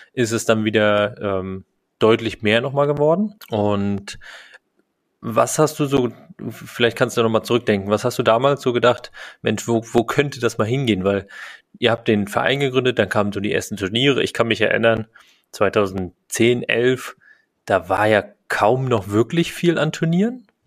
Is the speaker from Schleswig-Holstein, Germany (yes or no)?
no; Rostock, Mecklenburg-Vorpommern, Germany; in Rostock, ähm, in meiner Heimatstadt